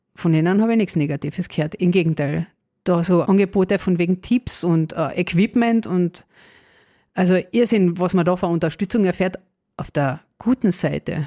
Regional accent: Carinthia, Austria; Wie man wahrscheinlich unschwer hören kann, komme ich aus Kärnten. ähm, ja, bin auch dort geboren

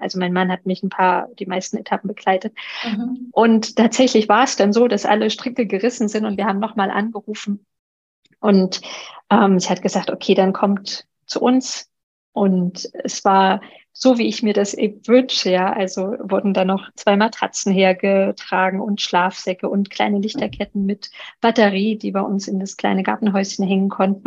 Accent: Thuringia, Germany; moved away; also born or lived in Allgäu / Chiemgau; Thüringen ist meine Heimat

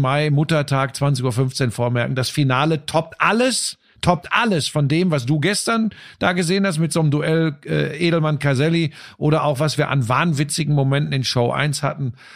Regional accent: Hagen, North Rhine-Westphalia, Germany; bei uns äh, äh in Hagen, wo ich aufgewachsen bin

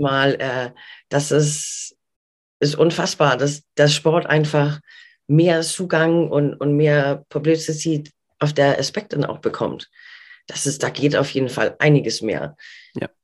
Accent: Denmark; now in Hamburg, Germany; ich bin gebürtige Dänin und mhm. bin vor ein bisschen mehr als 20 Jahren in Deutschland gelandet

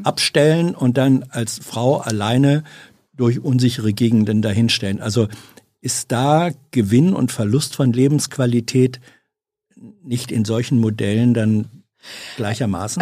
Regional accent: Hanover, Lower Saxony, Germany; Braunschweig ist ja nicht ent weit entfernt von Hannover, meiner Heimatstadt.

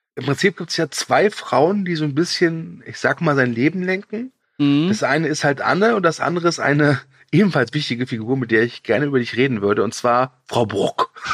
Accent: Cologne, North Rhine-Westphalia, Germany; als Kölner

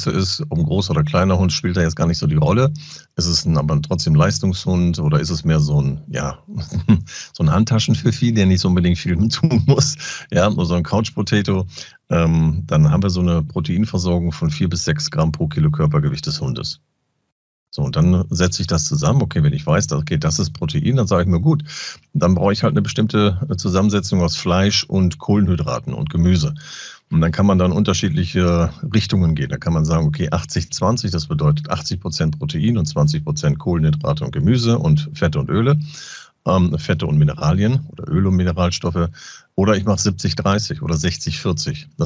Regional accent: Lower Saxony, Germany; Moin sagen, ich komme ja aus Ostfriesland.

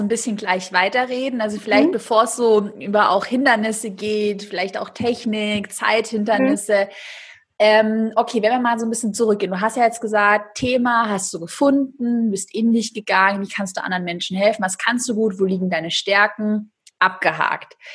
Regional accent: Swabia, Baden-Württemberg, Germany; ich bin auch Schwabe.

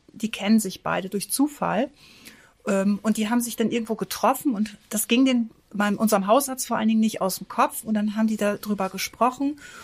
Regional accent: Northern Germany, Germany; bei uns im Norden

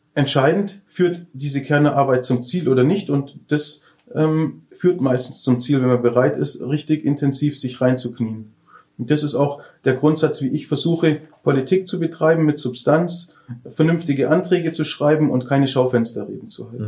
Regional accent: Lindau, Bavaria, Germany; meine Heimatstadt

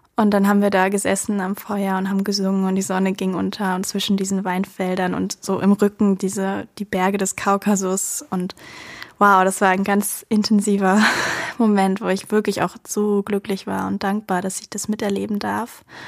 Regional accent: Germany; also born or lived in Georgia; weil ich halt einfach Deutsche bin, als Deutsche dorthin gegangen bin

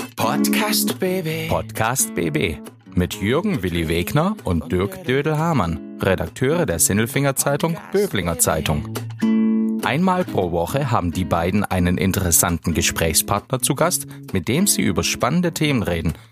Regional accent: Swabia, Germany; als Schwabe

